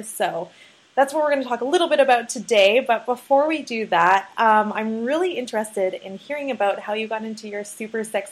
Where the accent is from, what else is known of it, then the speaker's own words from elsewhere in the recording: Canada; I'm from Canada